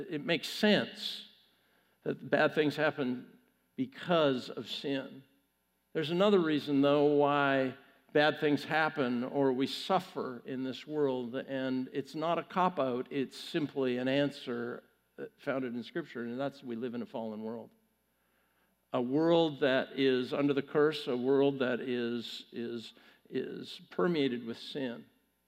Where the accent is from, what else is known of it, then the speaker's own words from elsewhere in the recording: Canada; moved away; I'm Canadian